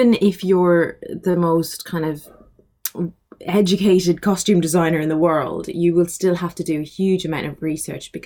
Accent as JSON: {"language": "English", "country": "Ireland", "tie": "born or raised there", "said": "I grew up in Ireland"}